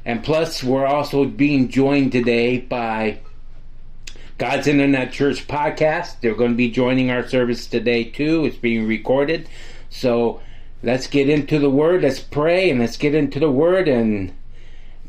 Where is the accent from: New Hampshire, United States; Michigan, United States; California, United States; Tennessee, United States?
Michigan, United States; this is where we're from Michigan